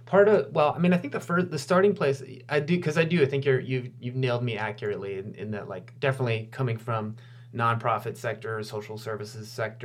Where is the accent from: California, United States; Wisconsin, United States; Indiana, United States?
Wisconsin, United States; now in Santa Clara County, United States; my hometown, where my dad still lives and where I still go to visit friends.